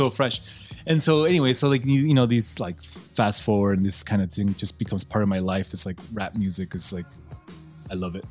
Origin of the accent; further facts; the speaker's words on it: El Paso, Texas, United States; also born or lived in Ciudad Juarez, Mexico; we grew up in Lower Valley. I grew up in Juarez and went to Lower Valley and then the East Side.